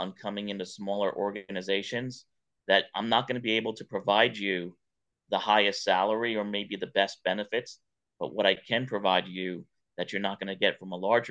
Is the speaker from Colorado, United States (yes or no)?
no; New York, United States; now in Atlanta, United States; growing up in New York